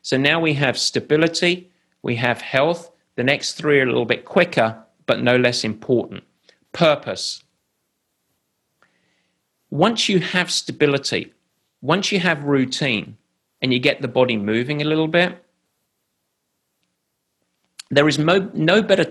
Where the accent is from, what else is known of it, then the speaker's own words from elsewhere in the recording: England, United Kingdom; I'm English